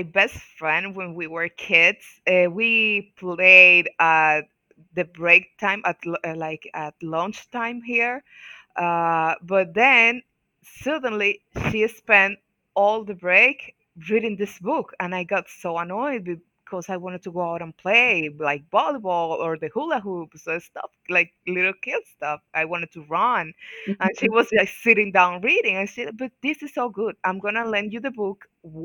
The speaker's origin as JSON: {"language": "English", "country": "Dominican Republic", "said": "I'm from Dominican Republic, all the way in the Caribbean."}